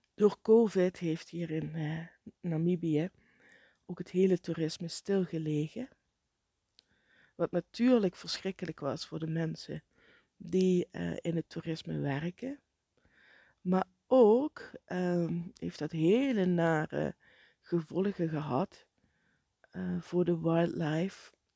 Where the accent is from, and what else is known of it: Netherlands